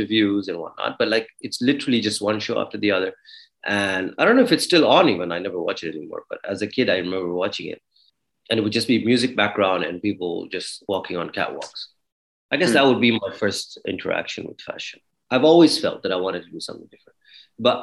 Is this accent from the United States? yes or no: no; Dubai, United Arab Emirates; also born or lived in Toronto, Canada / Kenya; I was born in Dubai. I was brought up in Dubai. I lived here till I was 18